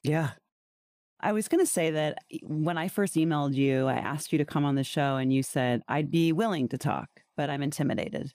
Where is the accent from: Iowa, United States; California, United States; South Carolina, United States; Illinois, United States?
Illinois, United States; Wheaton; I grew up in Wheaton, most churches per square mile